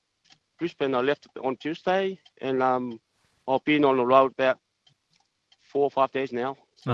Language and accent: English; Samoa; moved away as an adult; also born or lived in New Zealand; now in Melbourne, Australia; I born in Western Samoa.